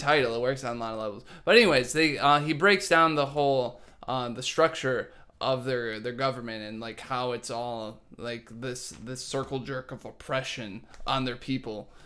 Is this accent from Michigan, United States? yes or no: yes; Dearborn, Michigan, United States; I grew up in Dearborn